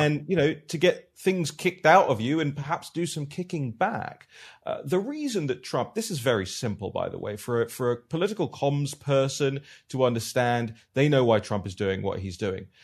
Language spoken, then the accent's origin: English; United Kingdom; I'm from the United Kingdom.